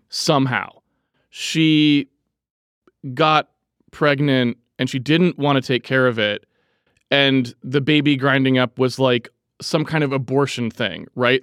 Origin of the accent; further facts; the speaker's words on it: New England, United States; I'm from New England